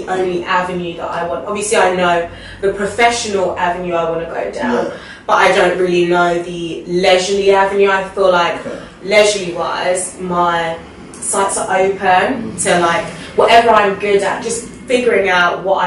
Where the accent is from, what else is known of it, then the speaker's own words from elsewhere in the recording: Ghana; I'm Ghanaian. Yeah, I'm definitely Ghanaian